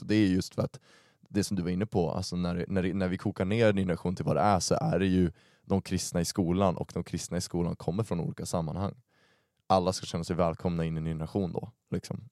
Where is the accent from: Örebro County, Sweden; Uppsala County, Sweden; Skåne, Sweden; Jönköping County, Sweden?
Uppsala County, Sweden; Uppsala; jag är uppvuxen i Uppsala